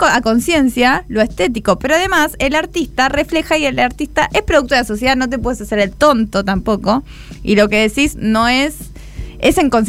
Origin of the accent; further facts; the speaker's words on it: Buenos Aires, Argentina; Aguante Buenos Aires, es mi ciudad.